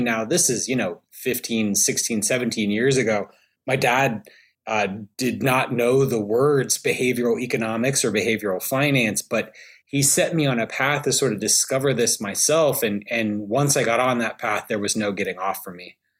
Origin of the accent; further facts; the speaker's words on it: Alabama, United States; I'm from Alabama.